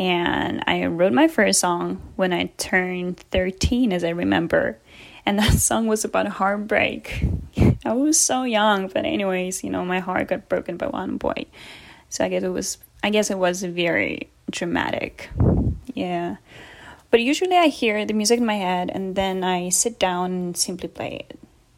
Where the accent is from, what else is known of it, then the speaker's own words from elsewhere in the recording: Germany; born there; I'm an actor, singer, and classically trained pianist. I was born in Germany, but my mom is Russian and my father is from Canada.